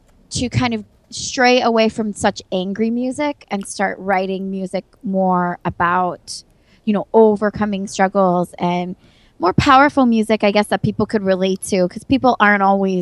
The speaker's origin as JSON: {"language": "English", "town": "San Diego", "region": "California", "country": "United States", "moved": "as an adult", "lives_now": "Buffalo, United States", "said": "I went to San Diego State University, and I'm from San Diego."}